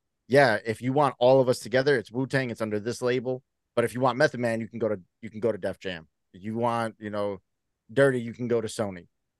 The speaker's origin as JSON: {"language": "English", "town": "New York City", "region": "New York", "country": "United States", "tie": "born or raised there", "said": "I grew up in the Bronx."}